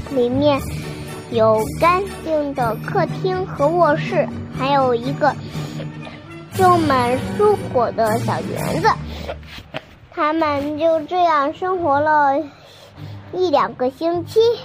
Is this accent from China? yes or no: yes; Binzhou, Shandong, China; 我来自山东省滨中市